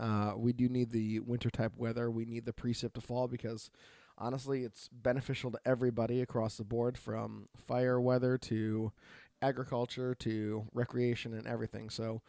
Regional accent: Oregon, United States; from Oregon.

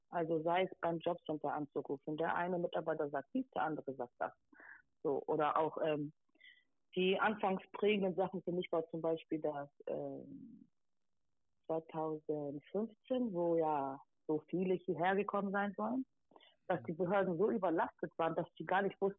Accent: Hamburg, Germany; Genau, ich komme aus Eimsbüttel, habe da auch äh, viel Support erhalten aus dem Bezirksamt raus

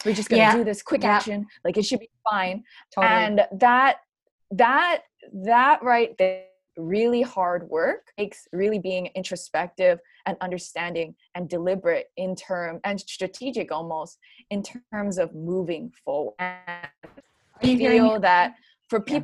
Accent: Hawaii, United States; also born or lived in Oregon; growing up in Hawaii, for example, we have a very deeply embedded joke culture

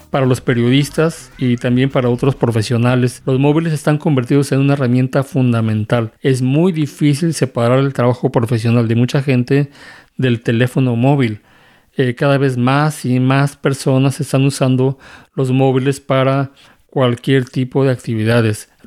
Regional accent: Mexico; Bueno, yo soy mexicano y desafortunadamente tengo que decir que mi país

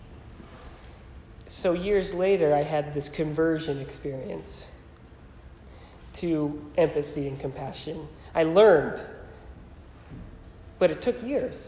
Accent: Naugatuck, Connecticut, United States; moved away; also born or lived in Philadelphia; I grew up in Naugatuck, which was just 20 minutes from there

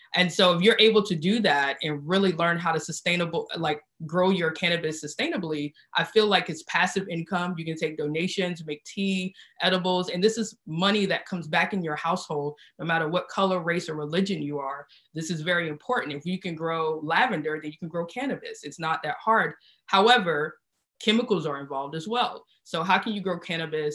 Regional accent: South Carolina, United States; moved away as an adult; now in California, United States; I'm from South Carolina and I was raised in the South

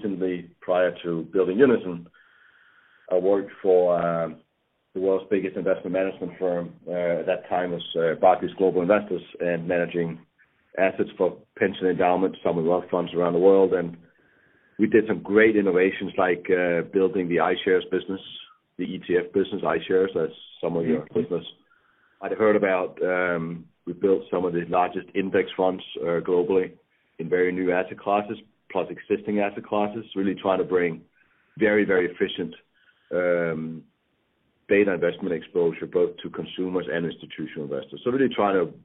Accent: Denmark; moved away as an adult; now in United States; I'm from Denmark, and I came to the United States about 25 years ago.

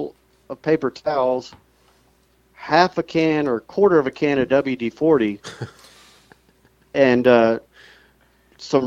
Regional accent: Princeton, New Jersey, United States; moved away; also born or lived in Queens, New York; I'm actually from the same town this Microbit team is from Princeton, New Jersey.

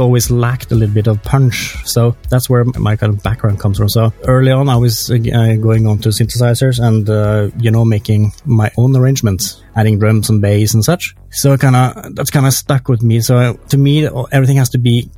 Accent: Norway; I grew up in Norway.

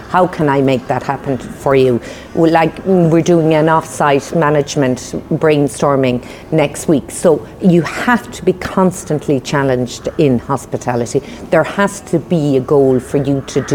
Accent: Bunratty, Munster, Ireland; When we grew up in Bunratty, my mother ran a B&B

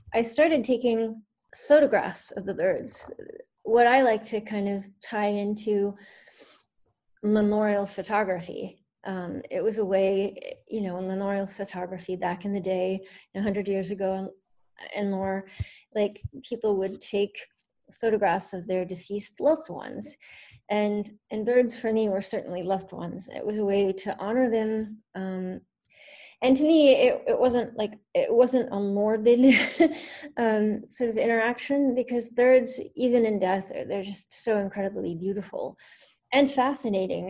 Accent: Northern Virginia, United States; moved away as an adult; now in Baltimore, United States; I grew up in Northern Virginia, uh, but I've been living in Baltimore for almost 18 years

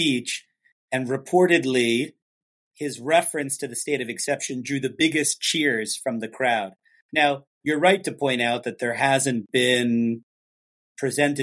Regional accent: Washington, District of Columbia, United States; my hometown of Washington, D.C.

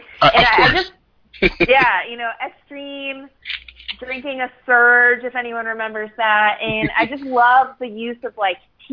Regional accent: Miami, Florida, United States; I grew up in Miami.

